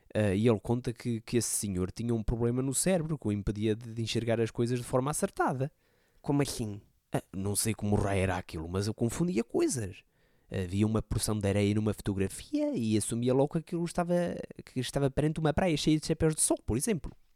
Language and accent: Portuguese; Portugal; um conterrâneo meu, não é? Ali perto da, da minha terra, era ali de perto